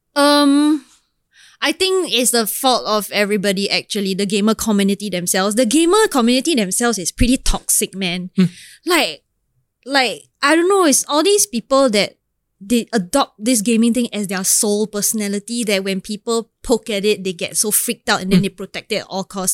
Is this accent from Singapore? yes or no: yes; Singapore; I'm Singaporean